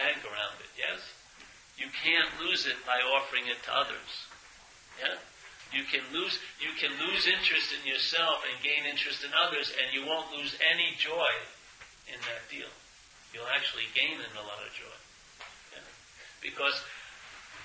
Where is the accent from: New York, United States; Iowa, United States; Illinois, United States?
New York, United States; I'm from New York